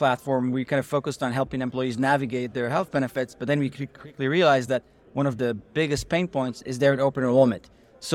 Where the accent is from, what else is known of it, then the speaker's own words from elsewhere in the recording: Israel; moved away as an adult; also born or lived in New Haven; now in United States; I'm originally from Israel, grew up there, the youngest of four brothers